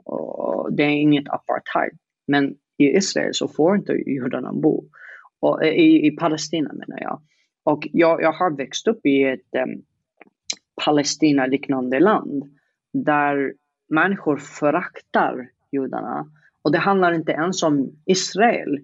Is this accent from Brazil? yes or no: no; Yemen; Swedish is a second language; moved away as an adult; now in Sweden; att sitta i Yemen i 20 år